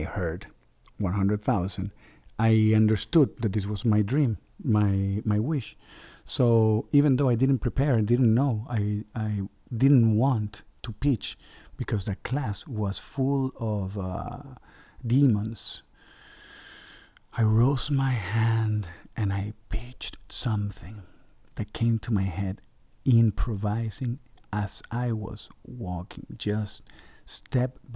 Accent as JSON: {"language": "English", "country": "Venezuela", "said": "I'm from Venezuela"}